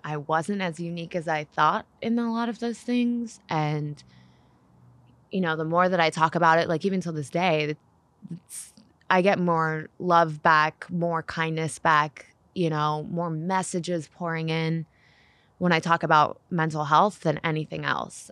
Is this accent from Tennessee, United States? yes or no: yes; Nashville, Tennessee, United States; I was born in Nashville, Tennessee